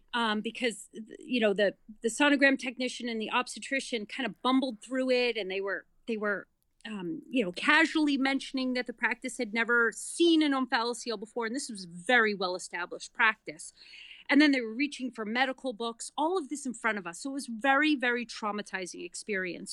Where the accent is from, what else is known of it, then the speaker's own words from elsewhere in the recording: Massachusetts, United States; moved away as an adult; also born or lived in New York City / Denver / Boston; now in North Andover, Massachusetts, United States; I grew up in Massachusetts, went to college in Massachusetts, lived in New York City for over ten years.